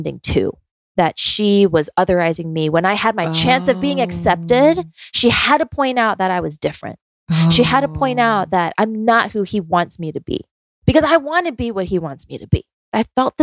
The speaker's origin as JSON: {"language": "English", "region": "Georgia", "country": "United States", "tie": "born or raised there", "also_born_or_lived": "South Korea / New York City", "said": "I basically like grew up in Georgia"}